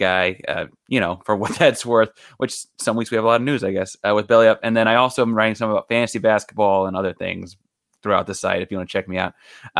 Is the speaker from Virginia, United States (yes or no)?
no; Austin, Texas, United States; also born or lived in Houston; So I was born in Houston, spent a lot of time growing up in Austin